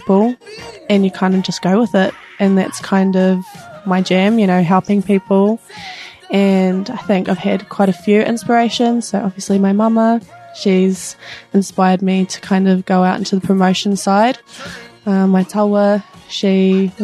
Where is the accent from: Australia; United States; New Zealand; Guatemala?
New Zealand; Invercargill, Southland; I'm from Invercargill